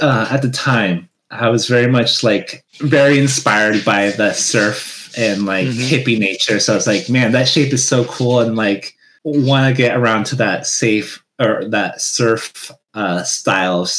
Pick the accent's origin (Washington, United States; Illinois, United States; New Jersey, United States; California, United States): Washington, United States; also born or lived in Hawaii; when I came back to the States in Washington, back in my hometown